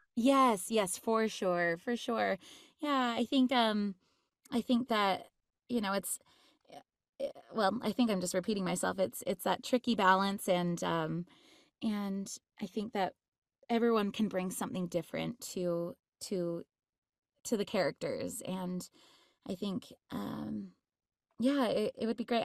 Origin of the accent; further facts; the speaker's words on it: Utah, United States; I grew up in Utah